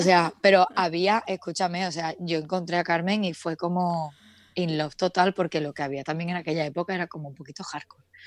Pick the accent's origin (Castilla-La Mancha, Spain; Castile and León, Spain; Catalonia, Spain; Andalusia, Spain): Andalusia, Spain; Seville; moved away as an adult; now in Madrid, Spain; Vivo en Madrid, aunque soy de Sevilla